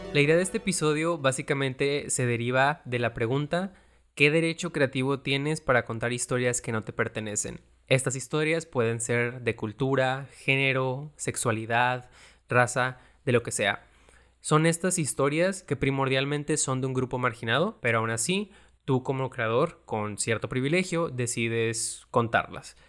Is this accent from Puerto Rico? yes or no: no; Mexico; A mí sí me hizo sentir orgulloso de ser mexicano